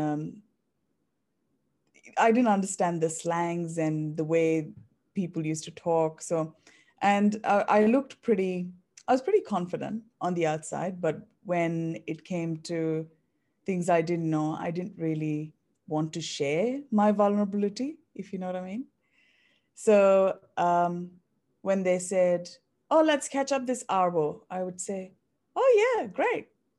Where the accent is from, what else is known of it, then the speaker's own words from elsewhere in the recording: India; moved away as an adult; now in Australia; I was born and raised in India, and I moved to Australia in 2011.